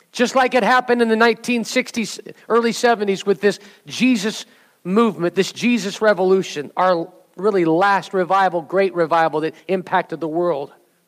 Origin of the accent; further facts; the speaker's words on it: Southern California, United States; I grew up in Southern California during this time